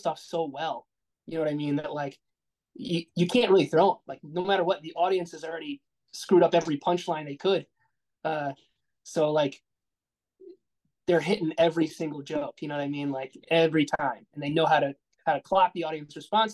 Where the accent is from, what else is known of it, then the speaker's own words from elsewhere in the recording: Rhode Island, United States; moved away as an adult; now in Chicago, United States; we're from Rhode Island, me and my fiance.